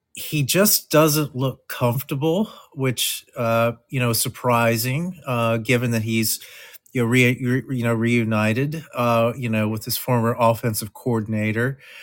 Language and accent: English; Southwest Virginia, United States; I am a native Virginian. I grew up in Southwest Virginia, about 45 minutes from Blacksburg, Virginia